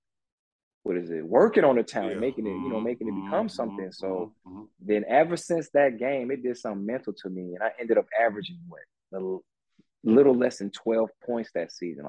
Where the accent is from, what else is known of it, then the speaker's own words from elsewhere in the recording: Detroit, Michigan, United States; born there; because I was born in Detroit, so soon as Fab Five hit, I said, oh, my God, I'm in love with that yellow and blue.